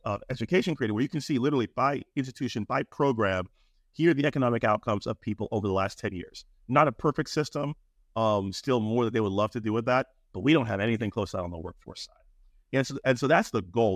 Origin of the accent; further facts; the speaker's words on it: Maryland, United States; I'm from Maryland, the University of Maryland